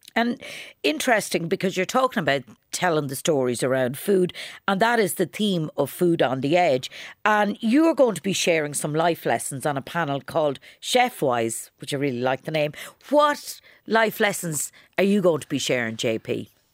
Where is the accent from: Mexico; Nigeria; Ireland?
Ireland; County Kildare; now in Dublin, Ireland; the greatest county in Ireland, my home county, Kildare.